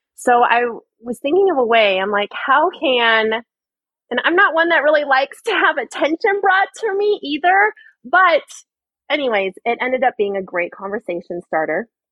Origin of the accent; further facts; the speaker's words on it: Arizona, United States; I'm from Arizona. I was born and raised here